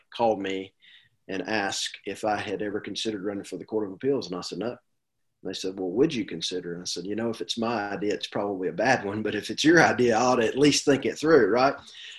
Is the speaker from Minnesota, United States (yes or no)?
no; Anson County, North Carolina, United States; I grew up in Anson County, and for those that don't know Anson County or much about it, it's a very rural county, economically depressed. It's home to title schools. I am a product of the public school system from Anson County.